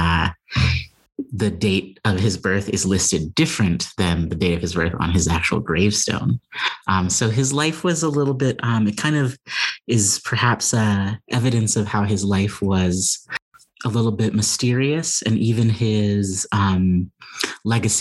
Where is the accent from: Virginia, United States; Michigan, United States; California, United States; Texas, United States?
California, United States; Pasadena; moved away as an adult; also born or lived in Chicago, Illinois; now in Claremont, United States; I was in Altadena and Pasadena, California, where I was born. And so it's a little bit of a homecoming back here to Southern California